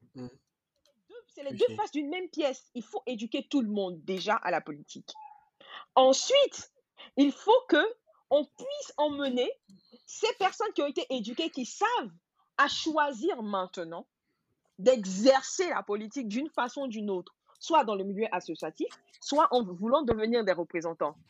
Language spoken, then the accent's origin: French; Côte d’Ivoire; first language Gouro; French is a second language; moved away; also born or lived in France; je suis gourou, euh, de père et de mère, mais je suis ivoirienne